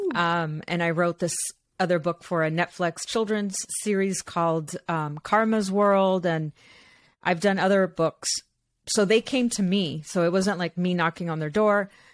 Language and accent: English; Los Angeles, California, United States; I was born here in Los Angeles. My parents are from Mexico